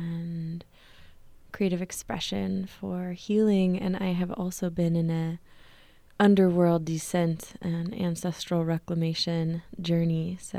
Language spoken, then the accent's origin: English; Berkeley, California, United States; I was born and raised in Berkeley, California, and my ancestors come from the British Isles, Ireland, and Scandinavia.